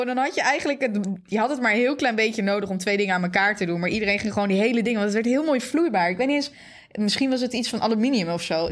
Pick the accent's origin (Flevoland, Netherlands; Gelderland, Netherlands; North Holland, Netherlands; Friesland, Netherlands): Flevoland, Netherlands; Zeewolde; ik ben opgegroeid in Zeewolde.